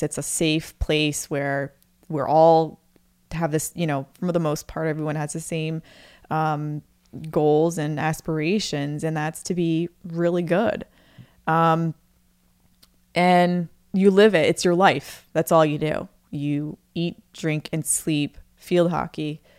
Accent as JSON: {"language": "English", "region": "Maine", "country": "United States", "moved": "as an adult", "said": "I moved away from Maine"}